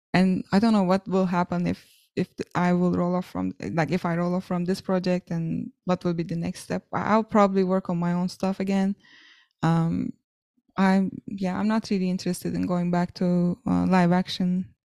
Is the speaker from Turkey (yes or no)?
yes; Ankara, Turkey; a university in my hometown, Ankara, called Hacettepe